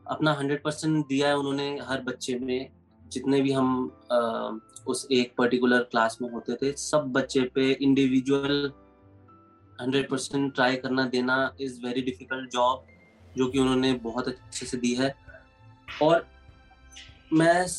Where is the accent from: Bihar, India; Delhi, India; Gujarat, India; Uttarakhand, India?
Delhi, India; New Delhi; मेरा बचपन न्यू दिल्ली में ही बीता है